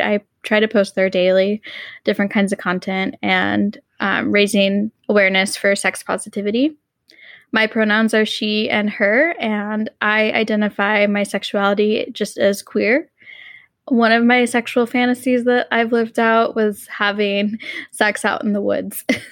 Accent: Texas, United States; I grew up in Texas

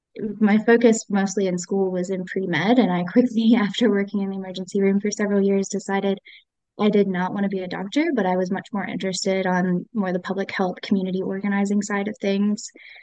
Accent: North Carolina, United States; moved away as an adult; also born or lived in Tennessee; now in Whitesburg, United States; I am not from Kentucky. I am originally from North Carolina.

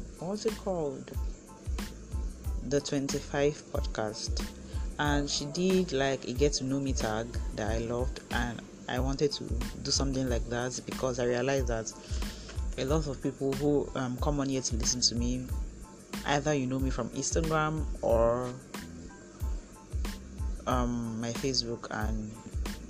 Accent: Etinan, Akwa Ibom, Nigeria; moved away as an adult; also born or lived in Uyo, Nigeria; now in Abuja, Nigeria; I grew up in Akwa Ibom State. I grew up in Etinan.

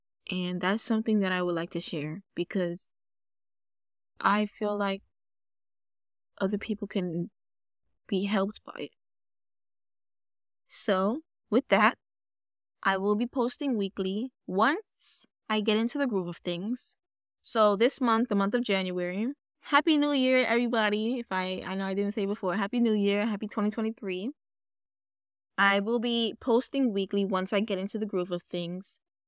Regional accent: Bronx, New York, United States; As I said, I am Jamaican. And if you don't know what that means Jamaican and American. My mom was born in Jamaica. I grew up with my mom's side of the family. And I was born here.

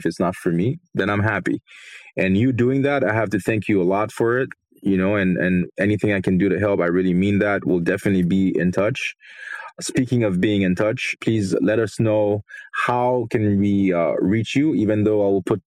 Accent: Haiti; moved away; I grew up in Haiti

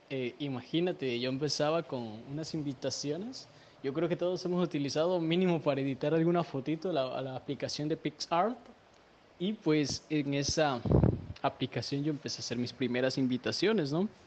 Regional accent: Veracruz, Mexico; Soy de Veracruz soy un músico de Dios, adorador. Eh, pues tengo 20 años

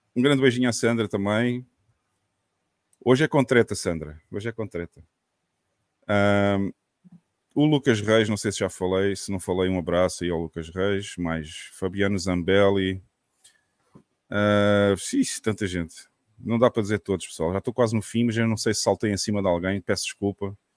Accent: Portimão, Algarve, Portugal; para Portimão também, minha terrinha

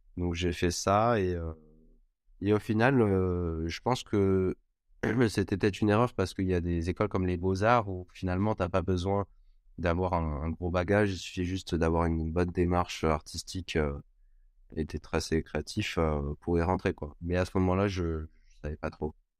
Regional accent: Cannes, Provence-Alpes-Côte d'Azur, France; moved away as an adult; also born or lived in Montpellier; je viens de Cannes à la base

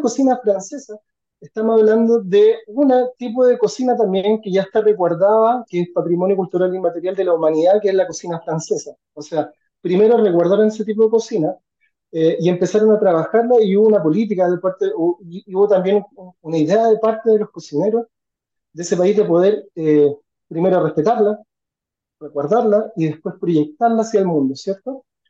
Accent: Chile; como chilenos

